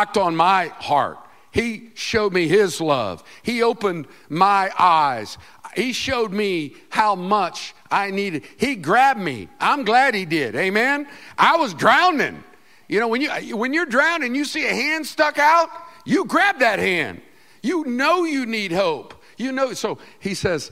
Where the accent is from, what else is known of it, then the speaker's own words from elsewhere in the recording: Winter Park, Florida, United States; We lived in Winter Park, Florida, and it's hilly there. It's beautiful, beautiful. I was born in Florida